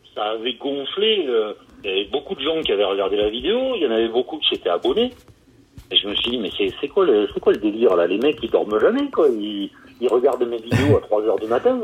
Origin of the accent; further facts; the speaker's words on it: France; also born or lived in Carcassonne; moi je suis un petit Français qui fait mes vidéos dans mon garage à Carcassonne